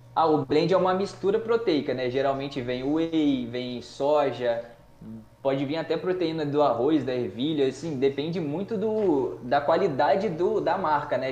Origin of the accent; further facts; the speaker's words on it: Cachoeiro de Itapemirim, Espírito Santo, Brazil; Sou de Cachoeiro, tenho 24 anos